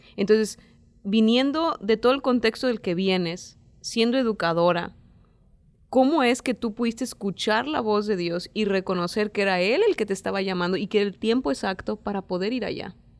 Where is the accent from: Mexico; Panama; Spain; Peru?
Mexico; en México